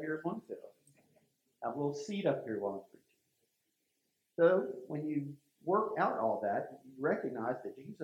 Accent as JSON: {"language": "English", "town": "Wilmington", "region": "North Carolina", "country": "United States", "tie": "born or raised there", "said": "I grew up in Wilmington, North Carolina. I went to Laney High School."}